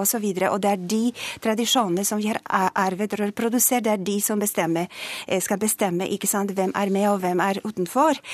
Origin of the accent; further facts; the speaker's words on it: Poland; Norwegian is a second language; moved away as an adult; now in Norway; Jeg kom fra Polen